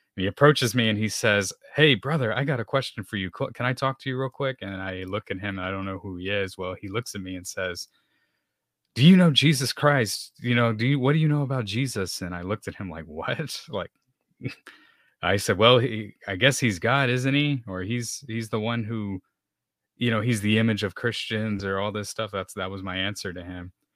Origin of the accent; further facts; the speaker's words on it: San Antonio, Texas, United States; I grew up here in San Antonio, Texas, so you can say I'm a Texan.